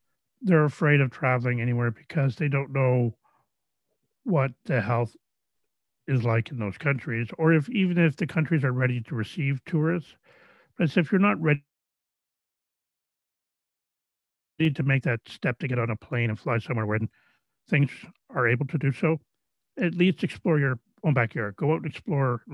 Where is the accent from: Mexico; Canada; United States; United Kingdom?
Canada; where I grew up here in Canada